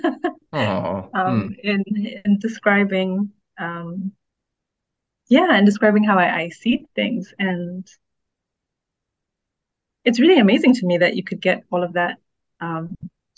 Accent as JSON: {"language": "English", "country": "Botswana", "tie": "born or raised there", "moved": "as an adult", "lives_now": "Ghana", "said": "I grew up in Botswana. I've only just moved back to Ghana, which is my country of origin"}